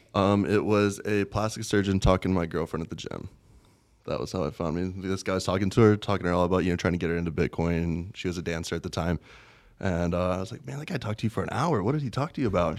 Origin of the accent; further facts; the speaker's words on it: West Virginia, United States; moved away as an adult; also born or lived in Las Vegas; West by God, Virginia. Born, raised in pretty much a little farm.